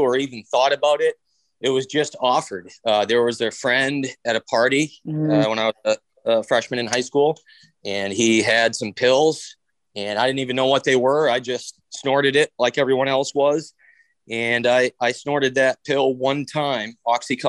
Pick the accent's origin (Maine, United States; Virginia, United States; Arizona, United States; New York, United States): Maine, United States; Bangor; I grew up here in Bangor, Maine